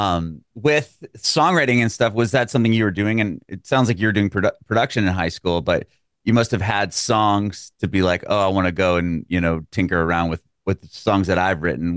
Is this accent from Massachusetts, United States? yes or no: no; San Diego, California, United States; moved away as an adult; now in Nashville, United States; San Diego